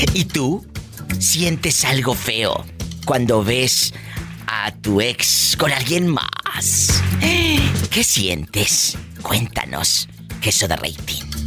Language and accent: Spanish; Matamoros, Tamaulipas, Mexico; mi tierra, el Matamoros, Tamaulipas